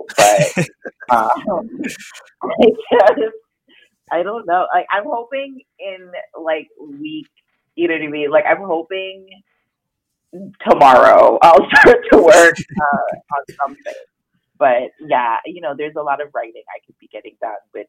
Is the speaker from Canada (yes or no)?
yes; Canada; I'm a Jamaican girl from Canada who grew up very middle class